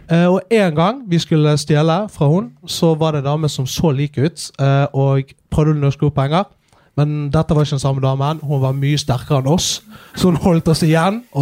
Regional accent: Askøy, Vestland, Norway; så var vi en eh, gjeng som pleide å henge nede på Kleppestø senter. Eh, på Askøy, der jeg kommer fra.

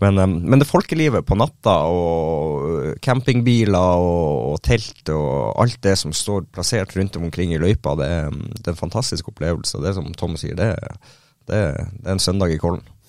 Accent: Northern Norway, Norway; hjemkommunen min og innom Bodø

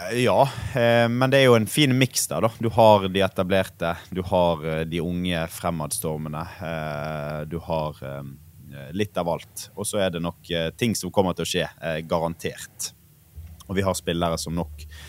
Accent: Bergen, Vestland, Norway; som bergenser

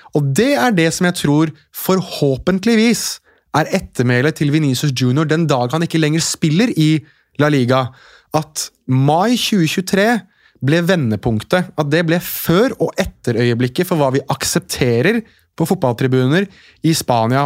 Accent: Oslo, Norway; jeg er født og oppvokst i Oslo sentrum

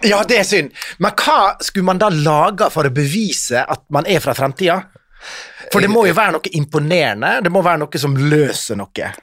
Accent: Ålesund, Møre og Romsdal, Norway; vi vokste opp i Ålesund

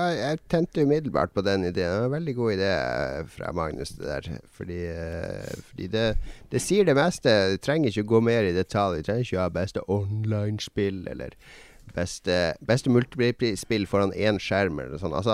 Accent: Northern Norway, Norway; Så da blir det liksom sånn at jeg legger om dialekta litt for at de skal skjønne den her nordlendingen.

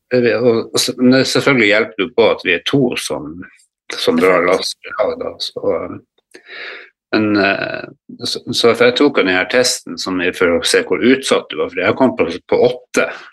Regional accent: Harstad, Troms, Norway; moved away as an adult; also born or lived in Godøynes, Bodø; now in Bodø, Norway; Jeg er opprinnelig harstadværing. Jeg flytta hit til, til Bodø

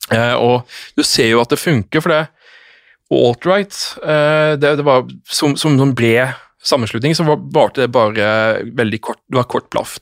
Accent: Norway; jeg som nordmann

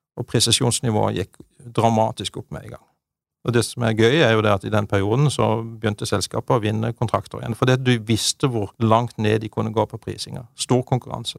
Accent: Bjelland, Agder, Norway; født og oppvokst i Marendal i, i Vest-Agder. I Bjelland. Lita bygd der.

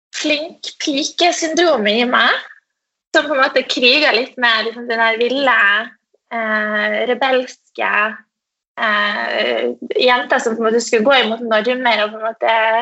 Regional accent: Tromsø, Troms, Norway; jeg kommer fra Tromsø, uh, som er en liten by oppe i nord

